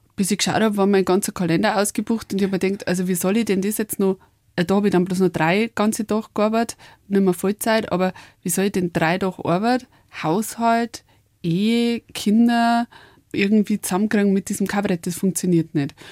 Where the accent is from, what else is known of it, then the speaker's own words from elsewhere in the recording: Upper Palatinate, Bavaria, Germany; accent: Oberpfälzisch; also born or lived in Mexico; auf Deutsch und Bayerisch